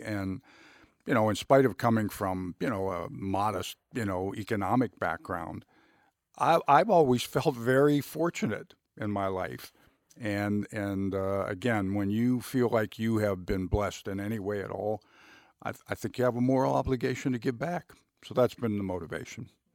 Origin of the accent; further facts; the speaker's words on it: Youngstown, Ohio, United States; I grew up in Youngstown, Ohio